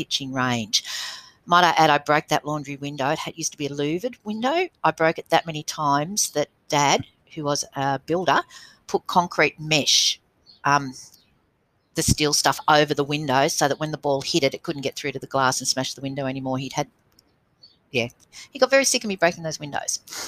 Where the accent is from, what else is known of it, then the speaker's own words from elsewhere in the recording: Wagga Wagga, New South Wales, Australia; I did grow up in Wagga, yes.